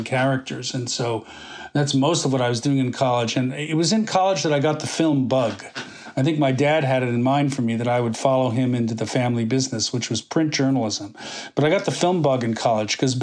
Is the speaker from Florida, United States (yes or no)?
no; Boston, Massachusetts, United States; also born or lived in New York City / Connecticut; I was born in New York City, and I grew up first 3 years in New York, and then my mom and dad divorced, and I grew up in New England, mostly Boston, and then a little bit in Connecticut.